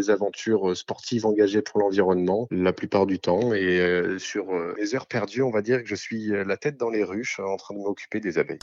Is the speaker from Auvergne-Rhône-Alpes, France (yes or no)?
no; Toulon, Provence-Alpes-Côte d'Azur, France; je suis né dans le Var à Toulon